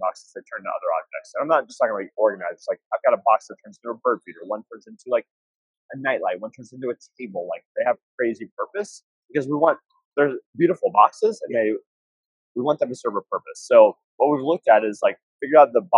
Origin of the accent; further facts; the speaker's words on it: California, United States; I'm from California